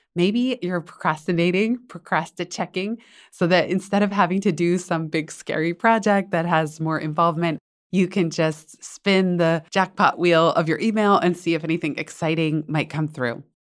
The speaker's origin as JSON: {"language": "English", "region": "Northern California", "country": "United States", "tie": "born or raised there", "said": "I grew up in Northern California"}